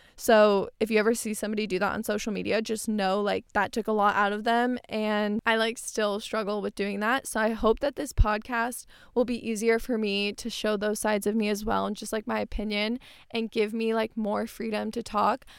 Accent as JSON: {"language": "English", "town": "Tempe", "region": "Arizona", "country": "United States", "tie": "born or raised there", "said": "I grew up in Tempe. I live in Tempe right now"}